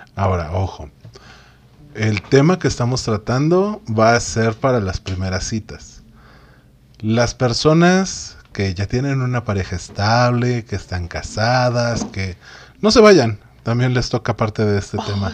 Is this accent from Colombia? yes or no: no; Mexico; somos la raza más chida, somos esa raza de bronce